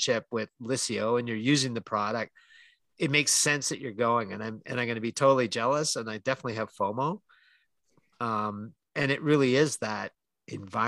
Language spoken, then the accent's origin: English; Calgary, Alberta, Canada; born or raised there